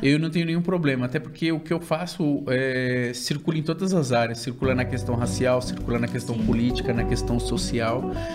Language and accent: Portuguese; São Paulo, Brazil; now in Suzano, Brazil; Eu nasci e fui criado na cidade líder, em Itaquera, zona leste de São Paulo